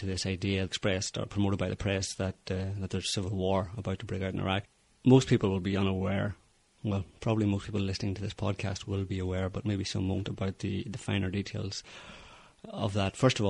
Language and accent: English; Northern Ireland, United Kingdom; given that I grew up in Northern Ireland during the, well, I was born towards the beginning of the Troubles.